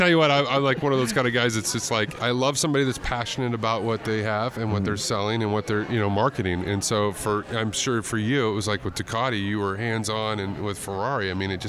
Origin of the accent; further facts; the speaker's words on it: Texas, United States; And so I was raised in Texas.